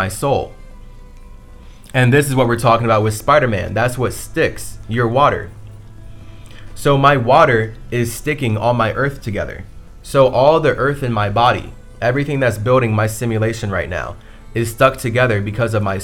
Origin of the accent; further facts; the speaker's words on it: United States; I'm from America.